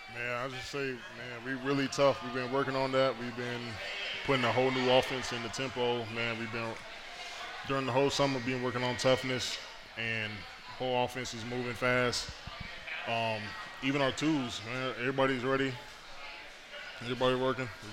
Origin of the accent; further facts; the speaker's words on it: Fayetteville, North Carolina, United States; it was close to home. I'm from Fayetteville